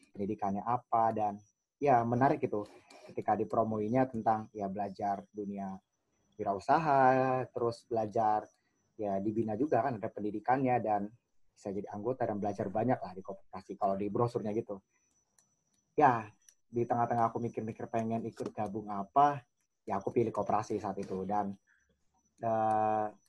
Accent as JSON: {"language": "Indonesian", "town": "Samarinda", "region": "East Kalimantan", "country": "Indonesia", "moved": "as an adult", "lives_now": "Bogor, Indonesia", "said": "Sebenarnya kan kalau aku kan asal dari Samarinda ya, Kalimantan Timur dan kuliah di IPB ya merantau gitu kan, jadi ke Bogor."}